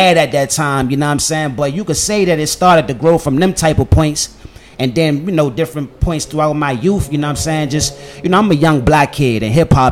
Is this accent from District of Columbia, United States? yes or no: yes; Washington, District of Columbia, United States; I'm born and raised in Washington, D.C.